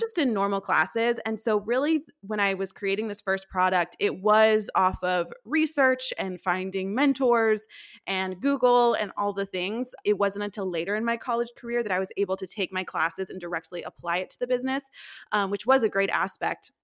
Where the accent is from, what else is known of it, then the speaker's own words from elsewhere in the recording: Tennessee, United States; also born or lived in Nashville; I'm from Tennessee, I currently l, and have lived in Nashville for about five years